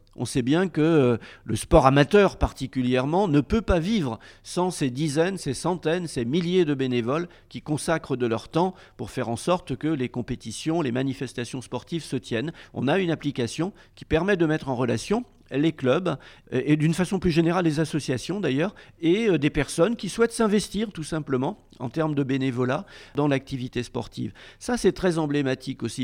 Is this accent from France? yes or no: yes; Rennes, Brittany, France; je suis originaire de Rennes